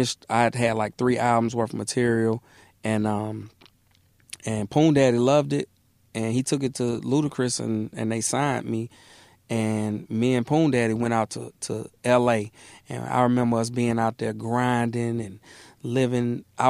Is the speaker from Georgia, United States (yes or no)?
yes; Atlanta, Georgia, United States; born or raised there; also born or lived in Mississippi